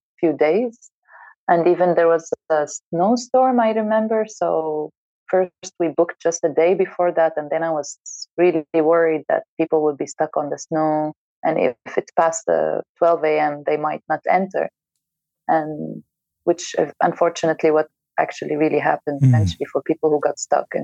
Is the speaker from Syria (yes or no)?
yes; Syria; now in Istanbul, Turkey; I come from Syria and I'm half Palestinian